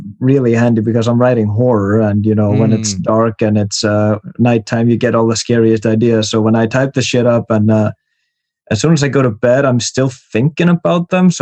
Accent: Iceland; I'm from Iceland

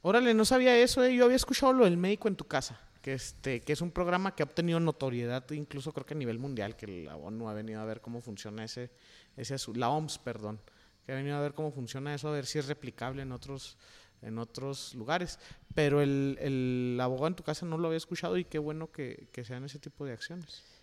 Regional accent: Chihuahua, Mexico; moved away; en Chihuahua, de donde yo vengo

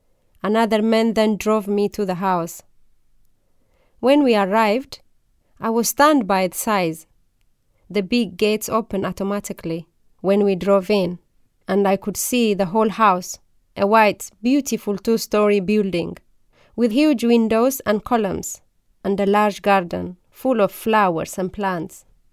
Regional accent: Oromia, Ethiopia; English is a second language; I grew up in the Bale Mountain of Ethiopia. It is a very beautiful part of the country. We were a poor family.

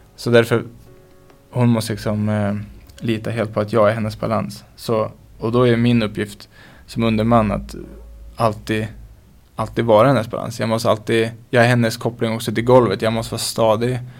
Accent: Skellefteå, Västerbotten County, Sweden; also born or lived in Bureå; växte jag upp i Skellefteå

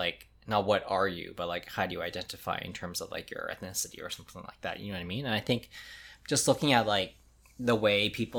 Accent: Winnipeg, Manitoba, Canada; born there; It's like, I'm Filipino, but I was born in Winnipeg.

